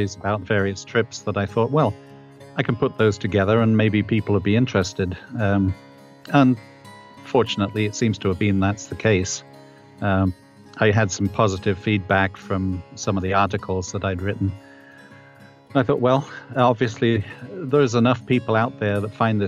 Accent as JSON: {"language": "English", "region": "England", "country": "United Kingdom", "moved": "yes", "said": "I'm a 69-year-old former Englishman, as I guess most of your listeners can probably tell. I still haven't managed to lose my accent."}